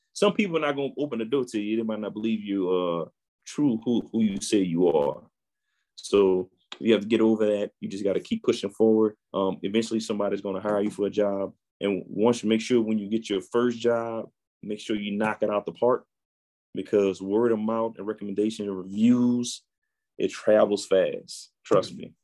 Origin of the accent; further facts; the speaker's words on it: New Orleans, Louisiana, United States; I'm born and raised in New Orleans, Louisiana